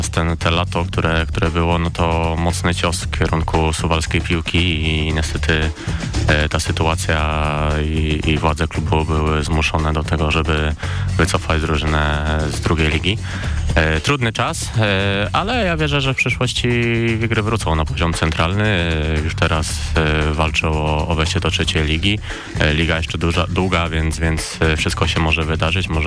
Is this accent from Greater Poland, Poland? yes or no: no; near Suwałki, Podlaskie Voivodeship, Poland; moved away as an adult; now in Poznań, Poland; Pochodzę z Suwałk, Suwałk. tak, pochodzę z małej miejscowości koło Suwałk